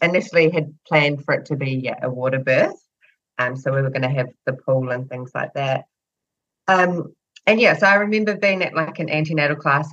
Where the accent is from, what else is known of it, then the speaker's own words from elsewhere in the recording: New Zealand; I'm from New Zealand